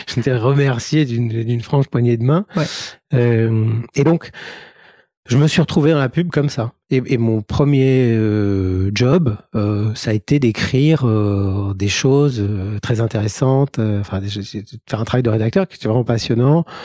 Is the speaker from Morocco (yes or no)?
yes; Casablanca, Casablanca-Settat, Morocco; je suis né au Maroc, à Casablanca. J'ai fait toute ma scolarité à l'école primaire dans une école catholique